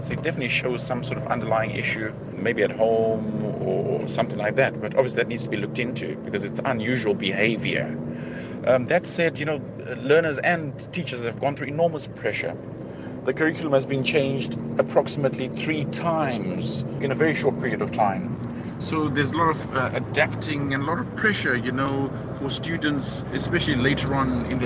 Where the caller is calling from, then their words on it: South Africa; I'm calling from Paduguza.